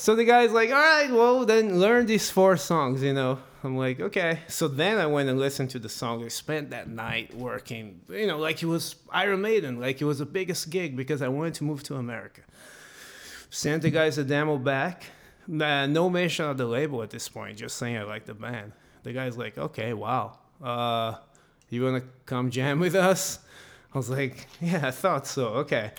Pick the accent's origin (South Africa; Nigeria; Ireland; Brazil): Brazil; moved away as an adult; now in United States; I'm gonna move from Brazil